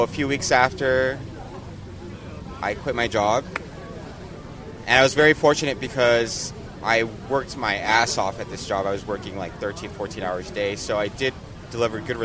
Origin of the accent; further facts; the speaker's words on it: San Francisco, California, United States; moved away as an adult; I'm from San Francisco. My family's from Mexico, so I'm first generation Mexican. I was raised in the Bay Area